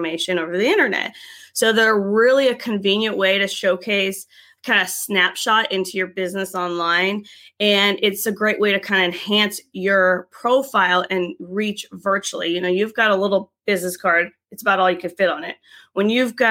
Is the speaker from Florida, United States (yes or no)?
yes; Tampa, Florida, United States; we're from Tampa